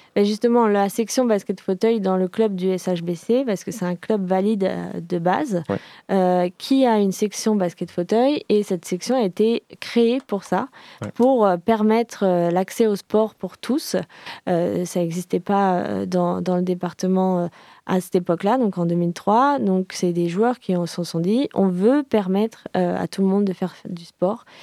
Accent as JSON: {"language": "French", "town": "Paris", "region": "Île-de-France", "country": "France", "moved": "yes", "lives_now": "Nantes, France", "said": "je suis parisienne d'origine"}